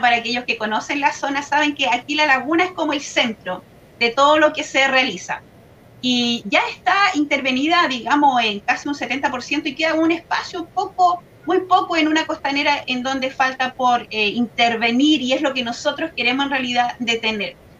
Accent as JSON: {"language": "Spanish", "town": "Laja", "region": "Biobío", "country": "Chile", "tie": "born or raised there", "said": "yo vengo de la comuna de Lasca, que es una zona de sacrificio quizás no muy nombrada, pero realmente yo creí, crecí eh, junto ¿cierto? a esta gran empresa que está en nuestra localidad"}